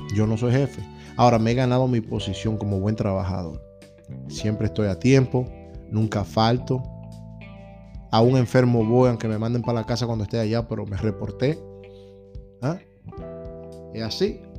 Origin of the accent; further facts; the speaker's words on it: Dominican Republic; now in United States; 300 dólares son mucho cuarto en mi país